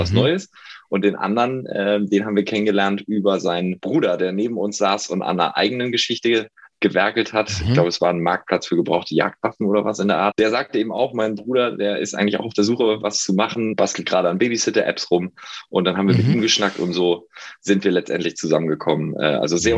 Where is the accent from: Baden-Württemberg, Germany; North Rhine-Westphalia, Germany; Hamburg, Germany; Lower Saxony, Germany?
Hamburg, Germany; moved away as an adult; also born or lived in Passau; now in Berlin, Germany; Ich komme aus Hamburg, ähm, bin inzwischen in Berlin